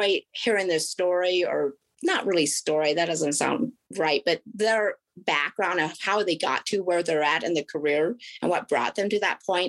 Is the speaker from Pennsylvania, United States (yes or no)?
no; Oregon, United States; also born or lived in South Korea; I was born in South Korea, and I was adopted when I was 4 years old and then raised in Oregon